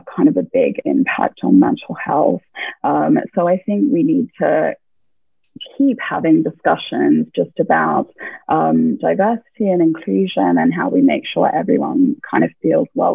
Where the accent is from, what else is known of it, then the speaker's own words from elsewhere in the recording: Australia; just being Australian